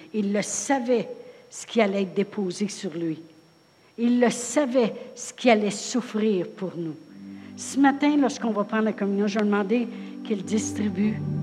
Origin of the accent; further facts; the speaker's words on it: Drummondville, Quebec, Canada; moved away; Je viens de Drummondville